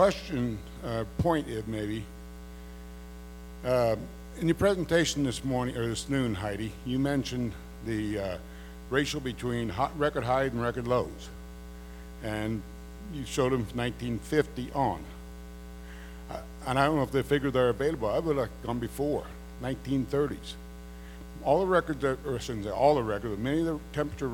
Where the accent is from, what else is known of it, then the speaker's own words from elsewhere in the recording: Southwest Nebraska, United States; I'm a farmer from Southwest Nebraska.